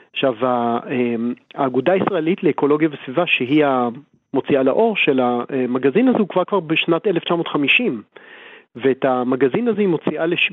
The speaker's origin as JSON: {"language": "Hebrew", "country": "Israel", "said": "אנחנו בתור ישראלים"}